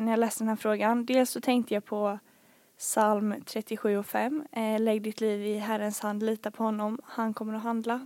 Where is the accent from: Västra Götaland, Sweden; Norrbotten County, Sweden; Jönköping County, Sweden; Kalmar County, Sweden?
Jönköping County, Sweden; Bankeryd; also born or lived in Falun / Smålandsstenar; jag har bott här i Bankeryd sedan jag var 4-5 år